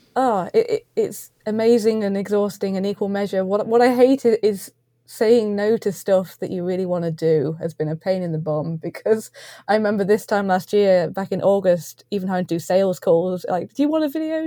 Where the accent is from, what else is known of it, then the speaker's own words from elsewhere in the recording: East Midlands, United Kingdom; we're both from the East Midlands as well.